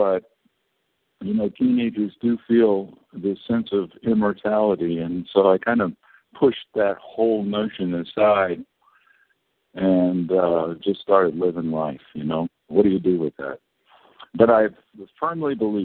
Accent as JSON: {"language": "English", "region": "California", "country": "United States", "tie": "born or raised there", "said": "I was born in California to a good family"}